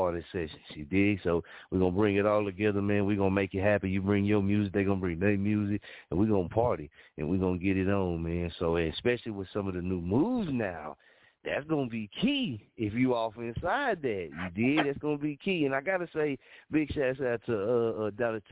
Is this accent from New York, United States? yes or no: no; Muskogee, Oklahoma, United States; here in my hometown.